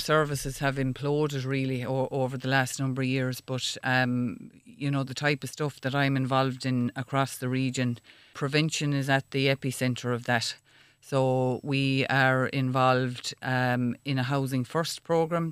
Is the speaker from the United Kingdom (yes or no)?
no; Ireland; as Irish people we're quite proud